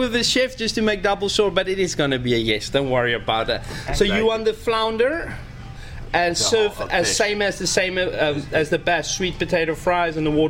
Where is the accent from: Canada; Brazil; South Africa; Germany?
South Africa; moved away as an adult; also born or lived in Boca Raton, Florida / Southampton, New York; I'm from South Africa.